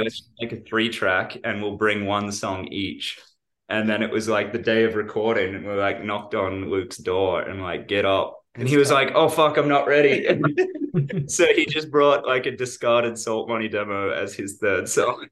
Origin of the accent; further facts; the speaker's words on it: Australia; when we're from Australia